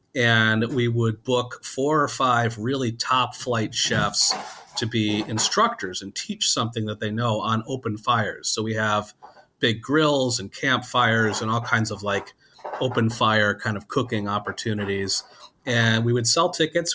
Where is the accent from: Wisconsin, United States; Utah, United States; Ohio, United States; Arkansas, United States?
Wisconsin, United States; I grew up in Wisconsin